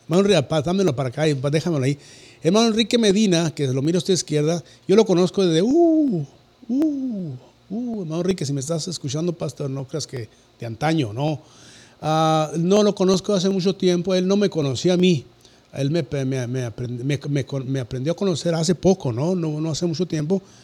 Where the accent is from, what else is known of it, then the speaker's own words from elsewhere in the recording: Cuauhtémoc, Chihuahua, Mexico; soy de una ciudad donde ya entro el lago y la luz que se llama Cuauhtémoc, Chihuahua